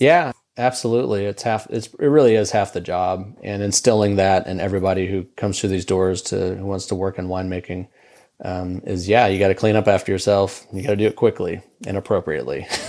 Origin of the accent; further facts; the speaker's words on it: Houston, Texas, United States; moved away as an adult; now in Lubbock, United States; I grew up in Houston.